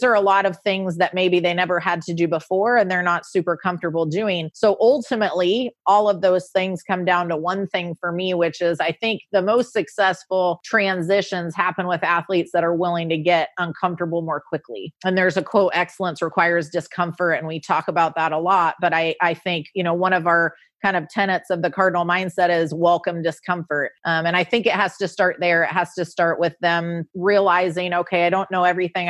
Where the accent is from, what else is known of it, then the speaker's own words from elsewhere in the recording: Orange County, California, United States; moved away as an adult; also born or lived in Bradenton, Florida; now in Louisville, United States; Orange County, California, where I grew up